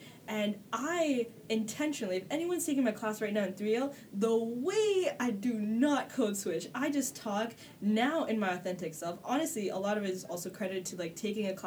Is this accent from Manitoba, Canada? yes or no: no; Toronto, Ontario, Canada; I grew up on the Esplanade, which is the hood that's yes, adjacent to Regent Park.